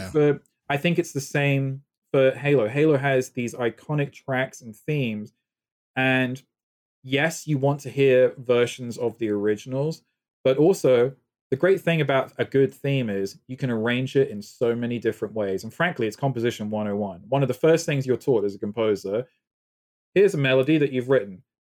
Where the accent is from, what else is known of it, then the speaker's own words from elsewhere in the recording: United Kingdom; accent: British; moved away; I have my faint British accent still